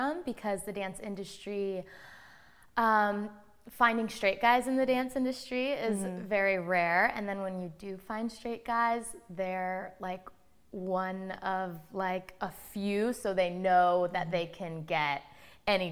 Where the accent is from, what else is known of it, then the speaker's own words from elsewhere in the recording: Orange County, California, United States; I was born and raised in Orange County, so mm-hmm. that's like my home